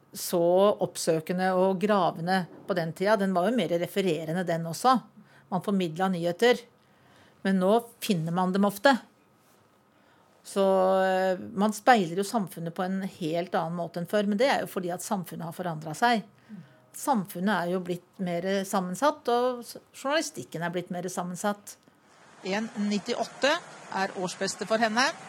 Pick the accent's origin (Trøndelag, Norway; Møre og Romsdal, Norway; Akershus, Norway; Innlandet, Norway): Innlandet, Norway; Valdres; hjemme i Valdres